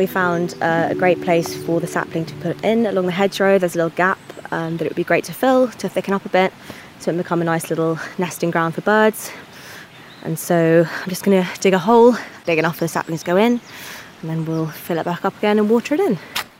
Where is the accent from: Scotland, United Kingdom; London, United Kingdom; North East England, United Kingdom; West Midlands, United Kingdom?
London, United Kingdom; Hackney; I'm from Hackney in London, which is a very green borough and a green city, but it's still very urban.